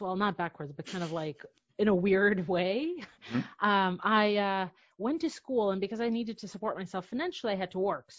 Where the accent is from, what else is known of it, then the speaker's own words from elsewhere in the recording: Belarus; moved away as an adult; also born or lived in New York City; now in United States; I'm from Belarus